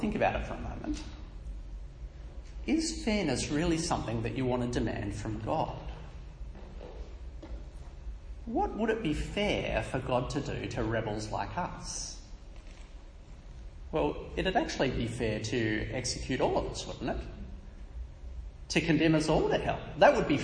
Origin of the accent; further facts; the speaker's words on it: Australia; I was born in Australia not because I wanted to be born here